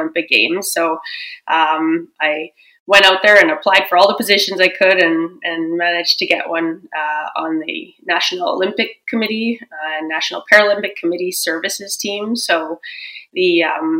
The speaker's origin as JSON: {"language": "English", "town": "Edmonton", "region": "Alberta", "country": "Canada", "tie": "born or raised there", "also_born_or_lived": "Vancouver", "said": "I grew up in Edmonton, born and raised"}